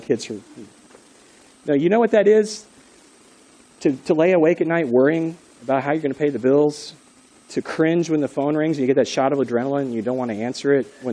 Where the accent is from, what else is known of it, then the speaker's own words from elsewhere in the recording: United States; You and me, Americans